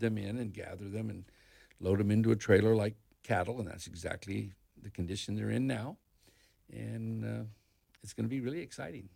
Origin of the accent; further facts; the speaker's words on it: Northern California, United States; also born or lived in Colorado; now in Ocala, United States; I was raised in Northern California, in ranch country